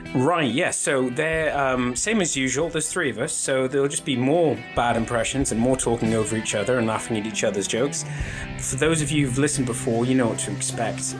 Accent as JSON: {"language": "English", "region": "Scotland", "country": "United Kingdom", "said": "we are all Scottish"}